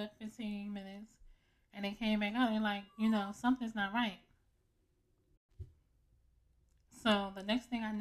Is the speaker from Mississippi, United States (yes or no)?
no; Philadelphia, Pennsylvania, United States; also born or lived in Upper Darby, Pennsylvania; I am from Germantown